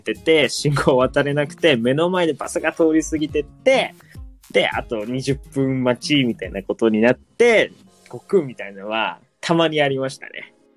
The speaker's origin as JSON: {"language": "Japanese", "region": "Nagasaki", "country": "Japan", "tie": "born or raised there", "said": "自分の地元の長崎で"}